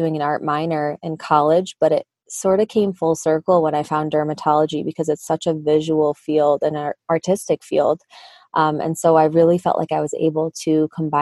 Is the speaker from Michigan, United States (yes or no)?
yes; Michigan, United States; accent: Midwest; I was born and raised in Michigan. So shout out to my Midwest accent.